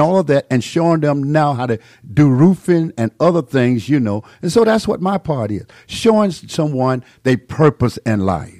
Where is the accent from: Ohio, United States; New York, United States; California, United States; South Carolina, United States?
South Carolina, United States; moved away; also born or lived in Atlanta; I was born in South Carolina. I was born in nineteen forty-six. I had no running water, no electric lights, no inside plumbing